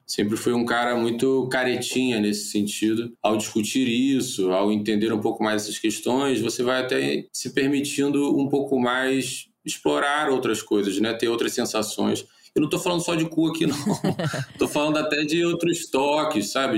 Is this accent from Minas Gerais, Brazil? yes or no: no; Niterói, Rio de Janeiro, Brazil; also born or lived in São Paulo; now in Rio de Janeiro, Brazil; sou de Niterói, mas hoje moro na zona sul do Rio, já morei em São Paulo